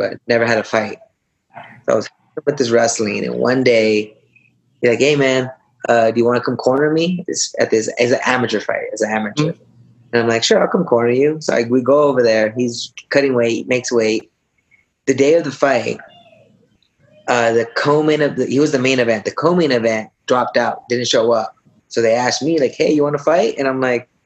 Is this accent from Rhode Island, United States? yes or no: no; Yakima, Washington, United States; going to a community college in my hometown called Yakima